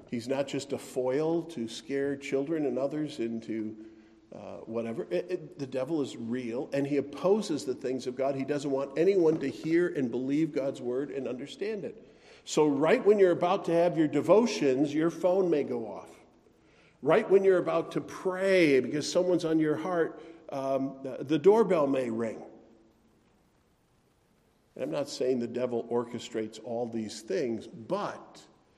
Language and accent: English; Wisconsin, United States; I grew up in Wisconsin